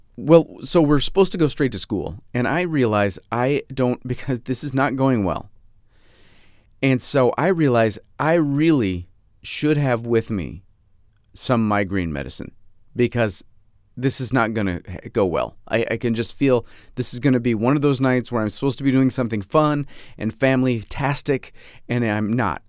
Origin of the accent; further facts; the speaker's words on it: Fairport, New York, United States; my hometown of Fairport, New York, my supposed hometown, my, my soon-to-be, p-, potentially soon-to-be former hometown